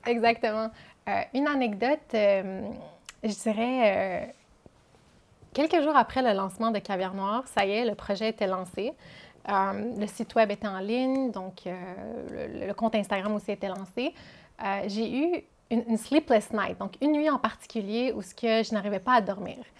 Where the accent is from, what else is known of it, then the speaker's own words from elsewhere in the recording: Quebec, Canada; je suis québécoise, je suis née au Québec, mais mes parents sont originaires du Liban